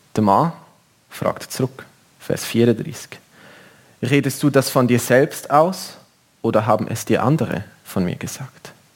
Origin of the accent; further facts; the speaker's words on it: Switzerland; bei uns in der Schweiz